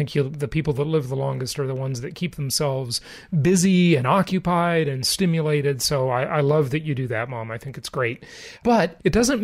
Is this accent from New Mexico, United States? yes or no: no; Los Angeles, California, United States; born or raised there; moved away